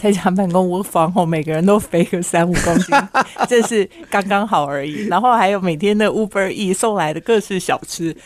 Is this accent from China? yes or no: no; Taiwan; 我们台湾人